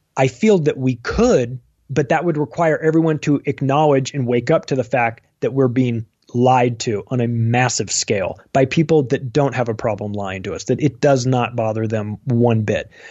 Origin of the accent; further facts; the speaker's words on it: United States; I'm am, an American. I love America